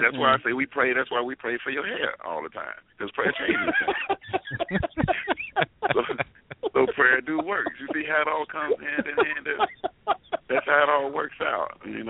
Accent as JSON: {"language": "English", "town": "Chicago", "region": "Illinois", "country": "United States", "tie": "born or raised there", "also_born_or_lived": "Los Angeles", "moved": "yes", "said": "Because I'm from Chicago, too, so it was good to go back there because I was actually living in L.A., you know, at the time"}